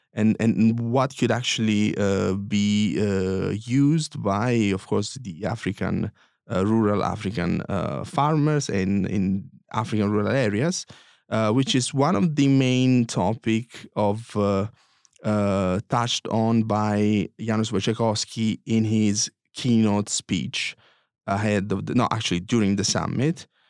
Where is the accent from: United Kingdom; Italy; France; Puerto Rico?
Italy; Foggia, Apulia; I'm from Puglia and I'm from, uh, this town that you visited, uh, Foggia